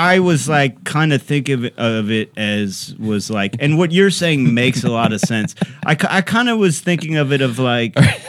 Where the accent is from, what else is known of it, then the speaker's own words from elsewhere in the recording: Cleveland Heights, Ohio, United States; I grew up in Cleveland Heights